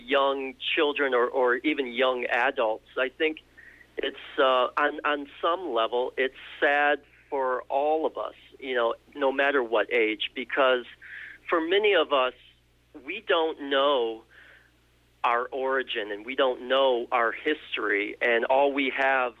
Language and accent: English; United States; also born or lived in South Korea; we are Korean growing up in America